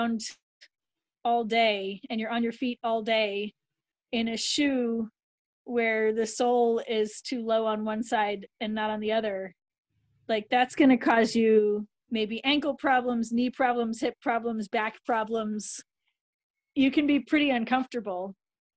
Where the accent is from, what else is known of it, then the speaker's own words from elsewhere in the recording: Vienna, Austria; I was born in Vienna, where they were music students.